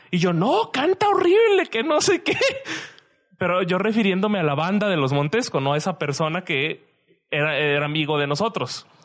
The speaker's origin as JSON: {"language": "Spanish", "town": "Guadalajara", "region": "Jalisco", "country": "Mexico", "also_born_or_lived": "Querétaro", "said": "yo ya me había acostumbrado, o sea, yo no me escucho mi propio acento. Pero en Querétaro yo no escuchaba un acento particular. Entonces, cuando volví aquí a, acá a Guadalajara, sí fue como un choque de, ah, la verdad, estos güeyes sí tienen un acento y bien marcado."}